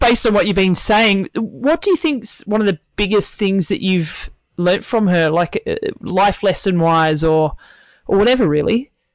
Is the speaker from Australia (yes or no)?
yes; Tasmania, Australia; moved away as an adult; I moved away from Tasmania when I was 21